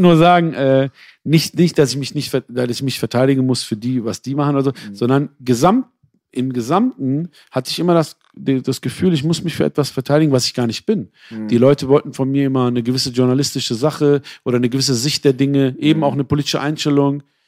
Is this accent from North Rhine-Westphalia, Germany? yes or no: yes; Essen, North Rhine-Westphalia, Germany; Aber ich bin auch im Ruhrgebiet aufgewachsen